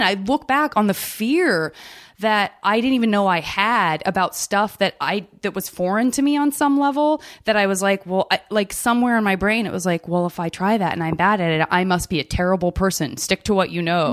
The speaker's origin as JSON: {"language": "English", "region": "Arizona", "country": "United States", "said": "I'm from Arizona"}